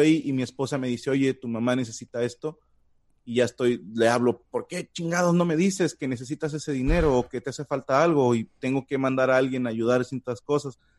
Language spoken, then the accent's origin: Spanish; Mexico; en nombre de todo México, les digo, una, no hablamos como en las telenovelas